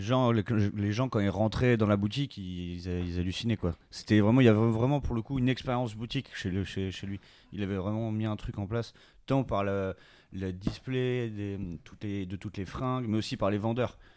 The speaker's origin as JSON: {"language": "French", "town": "Bordeaux", "region": "Nouvelle-Aquitaine", "country": "France", "said": "Je viens de Bordeaux"}